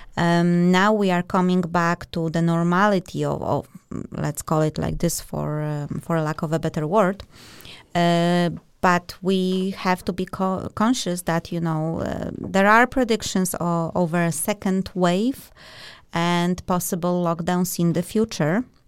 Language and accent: English; Poland; now in Denmark; We are both from Poland and, uh, and Denmark